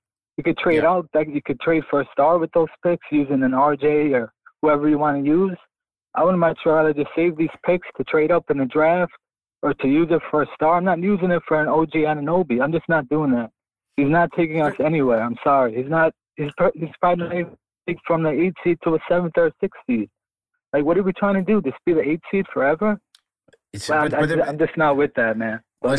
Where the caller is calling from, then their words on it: Brooklyn, New York, United States; from Brooklyn.